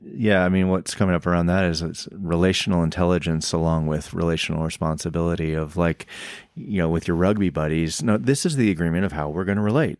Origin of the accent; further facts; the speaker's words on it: the South, United States; I growing up in the South